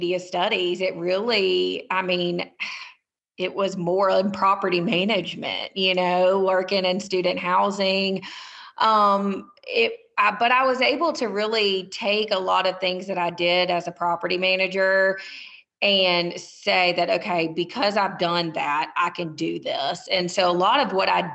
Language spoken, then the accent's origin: English; Montgomery, Alabama, United States; also born or lived in Auburn, Alabama; I was born in Auburn, but I was raised in Montgomery